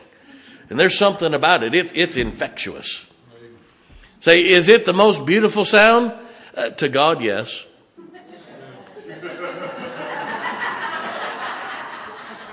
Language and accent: English; Ohio, United States; I grew up in Ohio where there's a lot of Italians